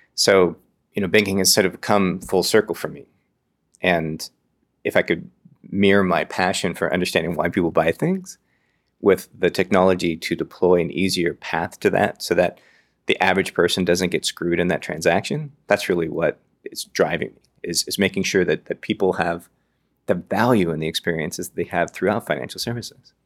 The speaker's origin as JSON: {"language": "English", "town": "Redwood City", "region": "California", "country": "United States", "tie": "born or raised there", "also_born_or_lived": "Berkeley, California / Oakland, California", "said": "I grew up on the peninsula. I grew up in Redwood City"}